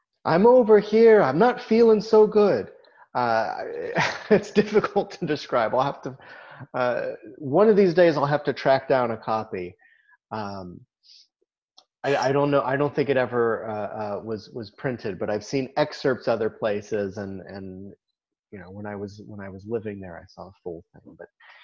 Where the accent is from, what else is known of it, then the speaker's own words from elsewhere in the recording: near Boulder, Colorado, United States; moved away; when I was growing up near Boulder